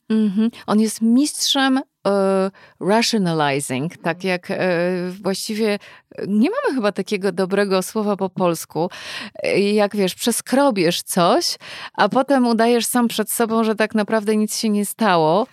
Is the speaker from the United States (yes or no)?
yes; United States; moved away; wychowywałam się lata w Stanach